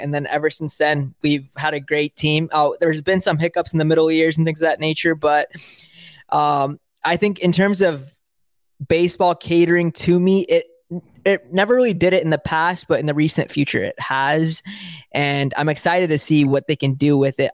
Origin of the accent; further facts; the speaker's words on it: the Bay Area, California, United States; I'm from the Bay Area. I live in the Bay Area